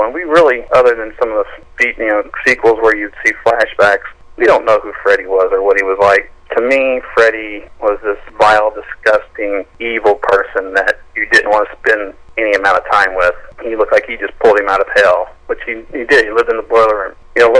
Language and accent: English; Kentucky, United States; I grew up in Kentucky. I live in Kentucky